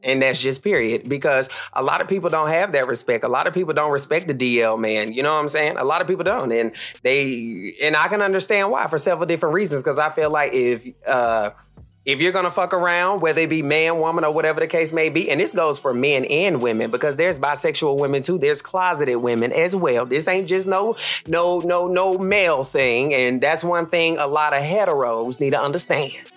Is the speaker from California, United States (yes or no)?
no; Charlotte, North Carolina, United States; I am from Charlotte